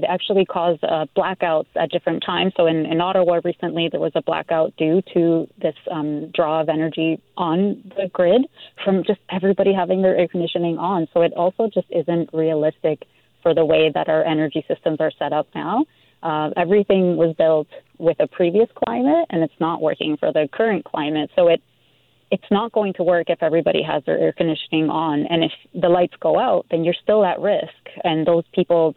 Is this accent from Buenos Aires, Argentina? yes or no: no; Mendoza, Argentina; now in Vancouver, Canada; I grew up in Mendoza, Argentina, and it's a desert.